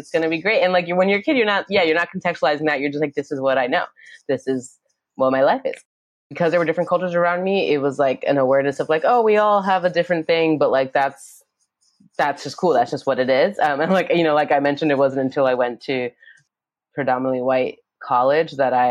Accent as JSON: {"language": "English", "town": "New York City", "region": "New York", "country": "United States", "tie": "born or raised there", "also_born_or_lived": "Yonkers, New York", "said": "I grew up in Brooklyn and then in Yonkers"}